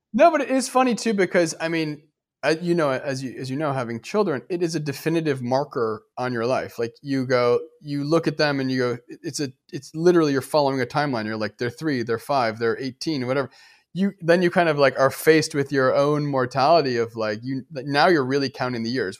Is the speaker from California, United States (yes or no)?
no; Detroit, Michigan, United States; moved away as an adult; also born or lived in New York; now in Los Angeles, United States; I grew up in Detroit